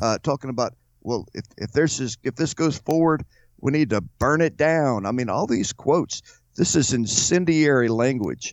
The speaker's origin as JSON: {"language": "English", "country": "United States", "said": "I'm a Christian, I'm an American, and I'm a patriot"}